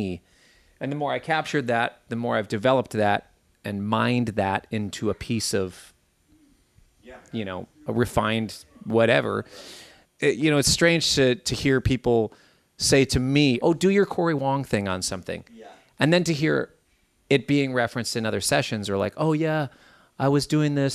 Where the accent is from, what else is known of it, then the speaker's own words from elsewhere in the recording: Minnesota, United States; growing up in Minnesota